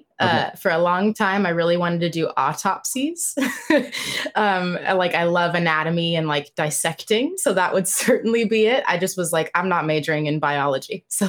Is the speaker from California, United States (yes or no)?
yes; Claremont, California, United States; moved away as an adult; now in New York City, United States; I'm like in the county, but I live, I grew up in Claremont, California, which is like in the Inland Empire. So still the county, but not like LA proper. So it's just a cute little suburban college town.